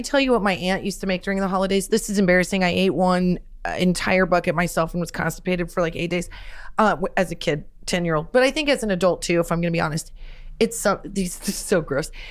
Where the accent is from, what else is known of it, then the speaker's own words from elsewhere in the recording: Nebraska, United States; growing up in Nebraska, my mom was a teacher